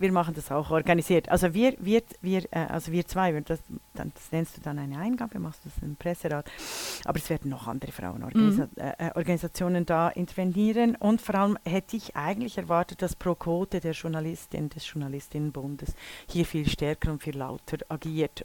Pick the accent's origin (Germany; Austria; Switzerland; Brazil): Switzerland; als Mädchen in den 60er Jahren in der Schweiz geboren worden zu sein